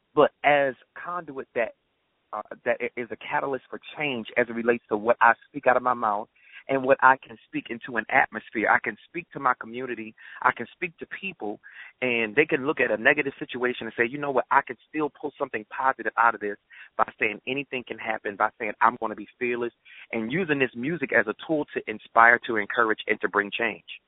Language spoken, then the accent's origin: English; Baltimore, Maryland, United States; moved away; I'm from Baltimore, so I'm going back home